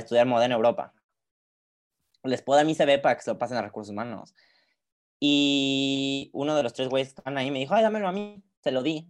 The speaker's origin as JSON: {"language": "Spanish", "region": "Querétaro", "country": "Mexico", "moved": "yes", "lives_now": "Paris, France", "said": "usualmente en México yo soy de Querétaro"}